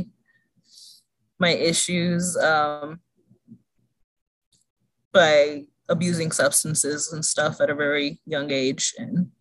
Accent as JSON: {"language": "English", "town": "Stockton", "region": "California", "country": "United States", "tie": "born or raised there", "said": "I'm from Stockton, and I came out, let me see, in 2004 or 2005. So back then, like growing up in a smaller town"}